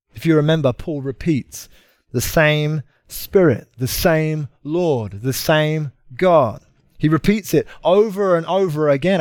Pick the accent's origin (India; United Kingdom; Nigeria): United Kingdom; moved away; I'm from uh, Britain